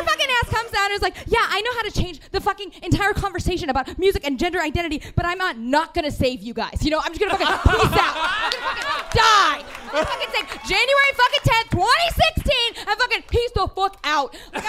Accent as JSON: {"language": "English", "region": "London", "country": "United Kingdom", "said": "And then you grow up, you're like, I'm from London, but also I'm from everywhere."}